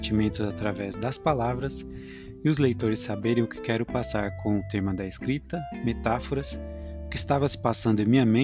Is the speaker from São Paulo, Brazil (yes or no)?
yes; Botucatu, São Paulo, Brazil; born there; now in Barra Bonita, Brazil; Nasci em Butucatu e atualmente resido em Barra Bonita.